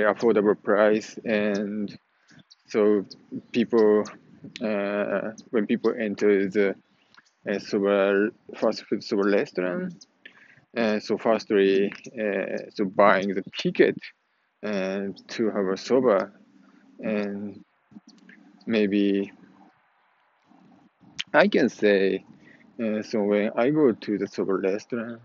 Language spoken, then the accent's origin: English; Japan; moved away; when I go back to Japan